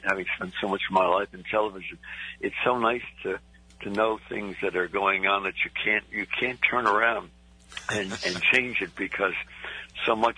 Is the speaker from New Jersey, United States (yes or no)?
yes; New Jersey, United States; I'm from New Jersey